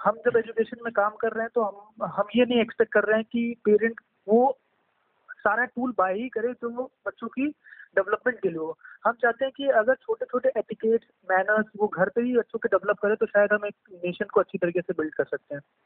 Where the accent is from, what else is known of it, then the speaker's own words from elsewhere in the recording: Lucknow, Uttar Pradesh, India; moved away as an adult; also born or lived in Gurgaon; मैं basically uh, Lucknow से belong करता हूँ और uh, यहीं पे ही पला बड़ा सारी स्कूलिंग से लेकर हर एक चीज़ मैंने यहीं पे की